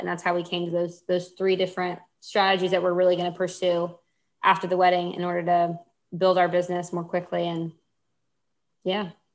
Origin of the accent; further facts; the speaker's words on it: Houston, Texas, United States; I grew up in Houston.